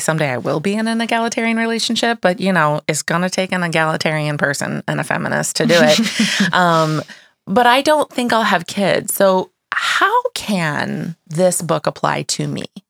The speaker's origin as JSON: {"language": "English", "region": "Midwest", "country": "United States", "said": "I'm from the Midwest"}